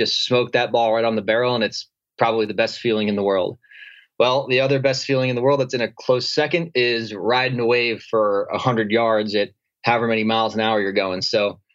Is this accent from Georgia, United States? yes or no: no; New Jersey, United States; moved away as an adult; also born or lived in New York City; now in San Diego, United States; So I moved out to San Diego from New York City, and I grew up in New Jersey.